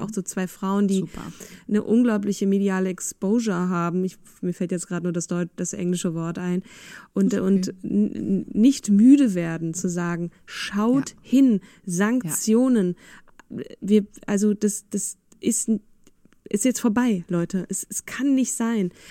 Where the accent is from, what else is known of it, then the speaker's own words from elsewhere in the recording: Germany; also born or lived in Vienna, Austria; ich wurde natürlich sofort als Piefke enttarnt